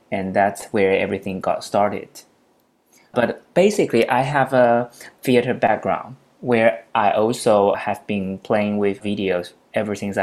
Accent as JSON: {"language": "English", "town": "Taipei", "country": "Taiwan", "said": "I'm from Taiwan, Taipei, where I'm based now"}